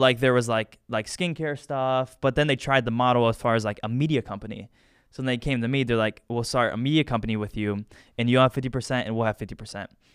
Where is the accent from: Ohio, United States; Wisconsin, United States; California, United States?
Ohio, United States; Medina; I'm from Medina